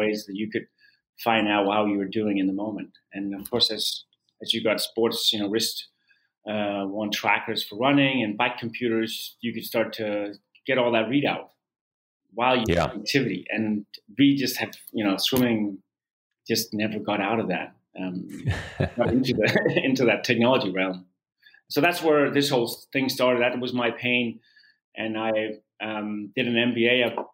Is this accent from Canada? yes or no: no; Denmark; moved away; I started out as a competitive swimmer in my home country of Denmark